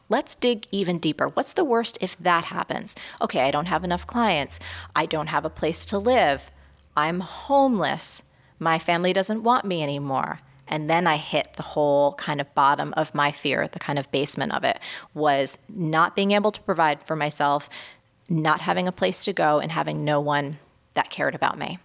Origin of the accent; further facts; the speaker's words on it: New York City, New York, United States; as a New Yorker